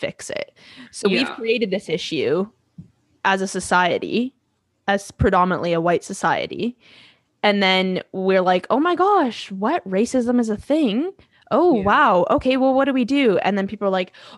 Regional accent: Abbotsford, British Columbia, Canada; I grew up in Abbotsford

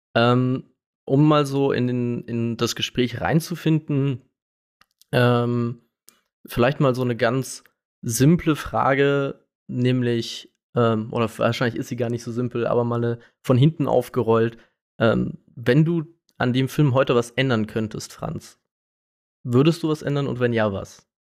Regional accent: Karlsruhe, Baden-Württemberg, Germany; ich bin aus Karlsruhe

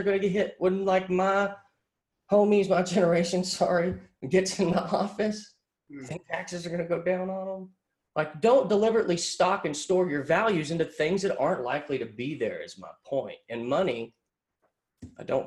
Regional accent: Pottsboro, Texas, United States; I grew up in Podunk, Pottsboro, Texas.

